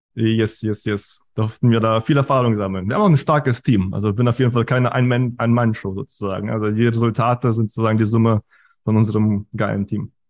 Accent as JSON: {"language": "German", "country": "Germany", "tie": "born or raised there", "also_born_or_lived": "Kazakhstan", "said": "geboren in Kasachstan, kam dann mit sieben nach Deutschland, klassischer Werdegang, Schule, Uni"}